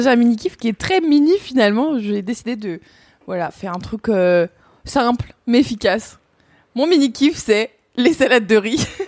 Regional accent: Burgundy, Bourgogne-Franche-Comté, France; on vient de Bourgogne euh, dans ma famille, mon père vient de Franche-Comté

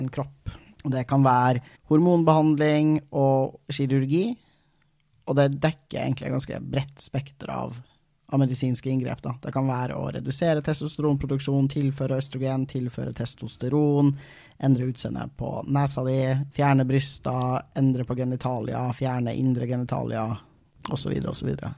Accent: Trøndelag, Norway; som trønder

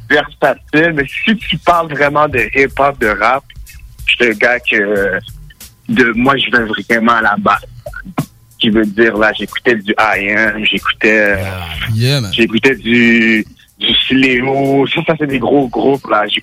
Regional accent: Gatineau, Quebec, Canada; also born or lived in Montreal / Ottawa; Je suis Gatineau, mais je suis né à Montréal. OK. Euh, c'est ça. Donc, j'ai voyagé beaucoup. J'étais à Gatineau, j'étais à Ottawa, j'étais à Montréal.

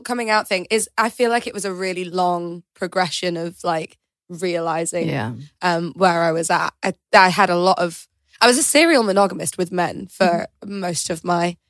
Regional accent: York, Yorkshire and the Humber, United Kingdom; I'm from York, so that's a very kind of small Yorkshire place where there aren't any queer spaces, or there weren't when I was kind of growing up.

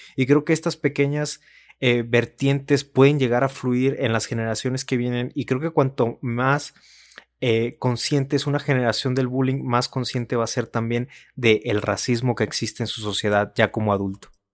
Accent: Mexico; como mexicanos estamos acostumbrados a echarle la culpa siempre a otras cosas porque ser mexicano está bien chido

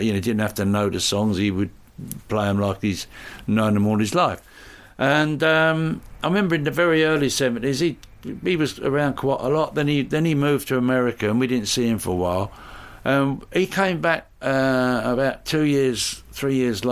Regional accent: England, United Kingdom; I'm English

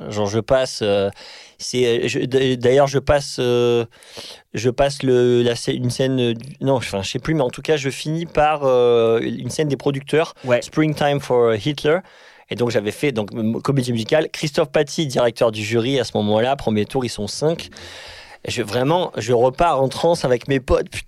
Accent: Paris, Île-de-France, France; je suis de Paris

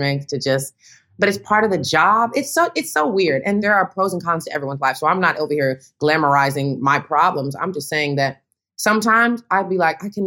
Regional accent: Tennessee, United States; moved away; I come from Tennessee

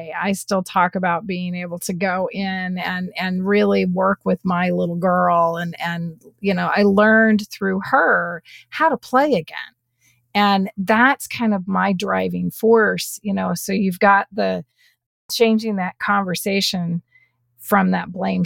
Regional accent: Houston, Texas, United States; I was born in Houston. So Texas is my home

